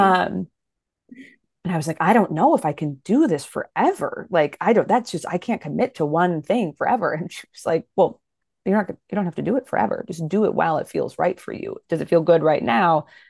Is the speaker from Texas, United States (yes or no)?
no; Fargo, North Dakota, United States; now in Minneapolis, United States; I grew up in Fargo, North Dakota. I still live in the Midwest. I'm in Minneapolis, Minnesota now.